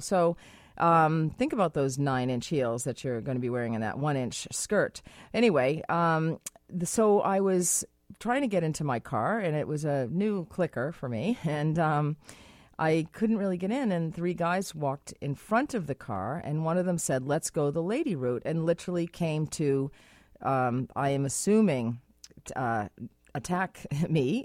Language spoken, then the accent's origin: English; United States; now in Vancouver, Canada; I am American.